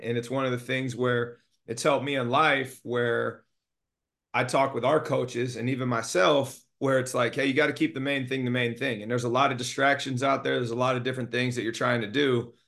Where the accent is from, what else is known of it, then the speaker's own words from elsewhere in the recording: Monterey, California, United States; also born or lived in Alameda, California / Oakland, California; So I was born and raised in the Bay Area in California. Alameda and Oakland specifically. I moved down to the Monterey Peninsula when I was ten.